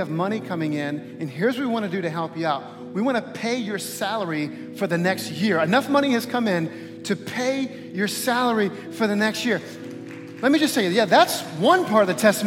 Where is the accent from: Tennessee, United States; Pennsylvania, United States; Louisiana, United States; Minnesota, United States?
Louisiana, United States; New Orleans; also born or lived in Texas; we moved back to my hometown, to the New Orleans area